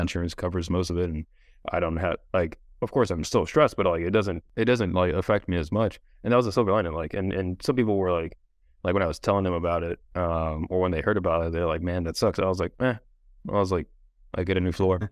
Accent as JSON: {"language": "English", "region": "Hawaii", "country": "United States", "tie": "born or raised there", "said": "I grew up in Hawaii, so, like, swimming was just part of life"}